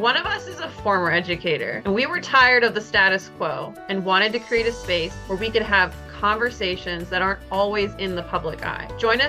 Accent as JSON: {"language": "English", "region": "Minnesota", "country": "United States", "also_born_or_lived": "St. Louis, Missouri", "said": "right, I'm from Minnesota. I live above the 45th parallel"}